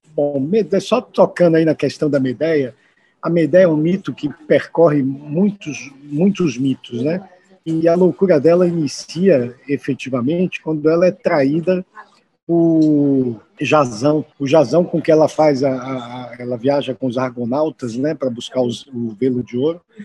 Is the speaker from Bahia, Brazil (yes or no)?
yes; Salvador, Bahia, Brazil; moved away as an adult; now in São Paulo, Brazil; aqui em Salvador, eu sou daqui de Salvador